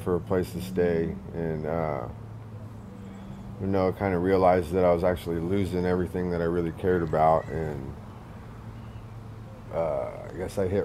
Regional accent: Lakewood, United States; I was raised in Lakewood. I've been here. I went to elementary school, junior high school here

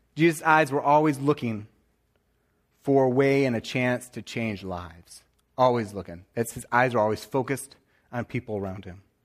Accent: near Flint, Michigan, United States; I'm right, uh, here near Flint, a little bit north of Detroit

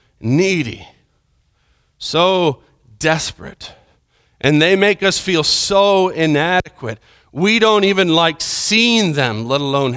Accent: Villavicencio, Meta, Colombia; I remember growing up in Colombia, there was a certain street in Villavicencio that we would go to, and my mom and dad would go and shop at this one store.

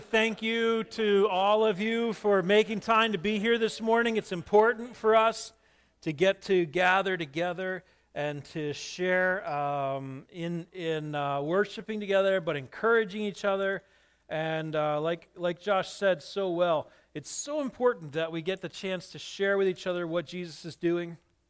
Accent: New England, United States; this is probably one of the most important areas for many of us, especially growing up in New England.

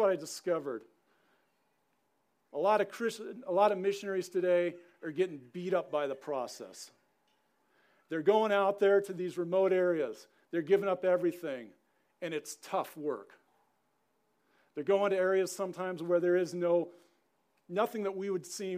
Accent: Southern California, United States; moved away as an adult; also born or lived in Helena, Montana; Growing up in Southern California

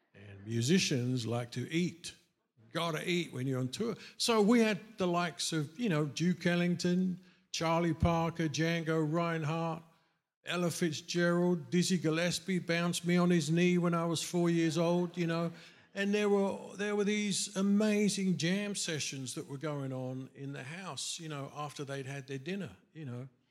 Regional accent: England, United Kingdom; moved away as an adult; growing up in England

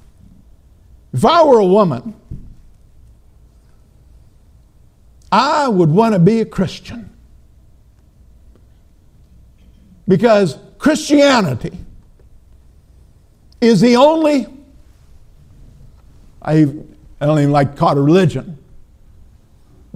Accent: Minnesota, United States; moved away; Now, I know I'm from Minnesota

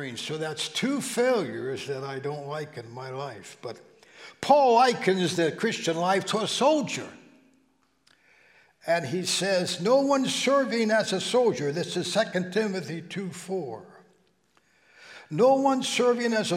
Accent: Steubenville, Ohio, United States; moved away; back in the valley where I grew up in Steubenville

